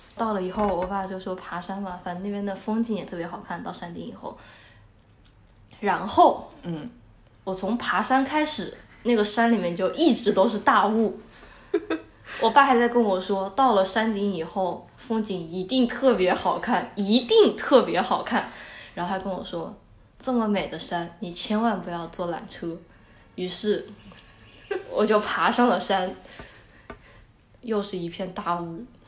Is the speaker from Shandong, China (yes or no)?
no; Wuhan, Hubei, China; 我们是武汉人